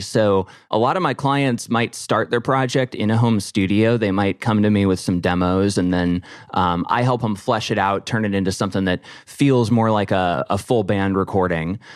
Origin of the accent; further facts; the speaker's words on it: Nashville, Tennessee, United States; now in Pittsburgh, United States; I grew up in Nashville on a street called Sunset Place